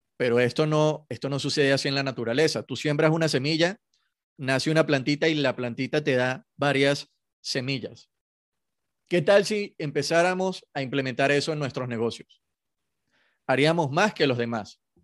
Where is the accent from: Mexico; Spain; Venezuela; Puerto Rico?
Venezuela; soy venezolano y, en Venezuela se juega mucho béisbol